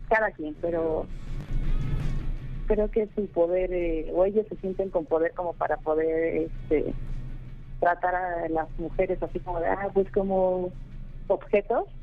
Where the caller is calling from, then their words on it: Iztapalapa, Mexico City, Mexico; De aquí de la ciudad de, de la CDMX e Iztapalapa.